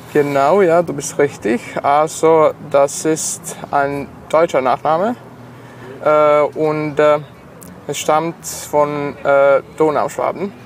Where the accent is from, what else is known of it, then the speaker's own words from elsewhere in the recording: Sombor, Vojvodina, Serbia; first language Serbian; German is a second language; moved away as an adult; now in Novi Sad, Serbia; ich komme aus Sombor.